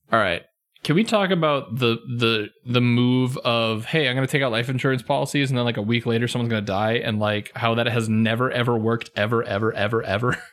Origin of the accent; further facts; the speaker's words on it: United States; I'm an American.